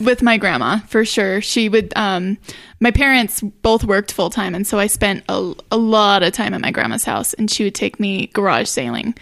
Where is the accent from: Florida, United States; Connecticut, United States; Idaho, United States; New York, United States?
Idaho, United States; Idaho Falls; also born or lived in Colorado / Pocatello / Seattle; I grew up, pretty much grew up in Idaho Falls